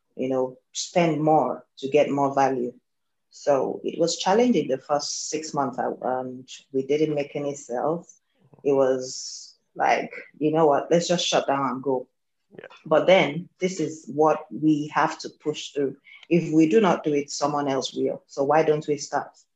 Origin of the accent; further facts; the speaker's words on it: Nigeria; I am Nigerian, based here in Nigeria as well